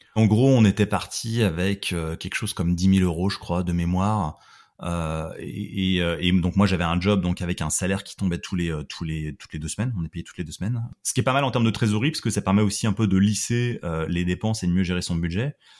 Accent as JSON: {"language": "French", "town": "Troyes", "region": "Grand Est", "country": "France", "moved": "as an adult", "lives_now": "Ottawa, Canada", "said": "Moi, je suis originaire de la ville de Troyes, en Champagne, dans l'est de la France."}